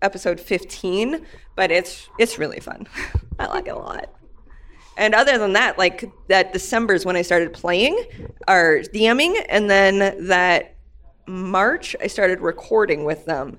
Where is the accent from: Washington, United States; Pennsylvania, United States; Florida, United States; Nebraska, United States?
Nebraska, United States; I'm from Nebraska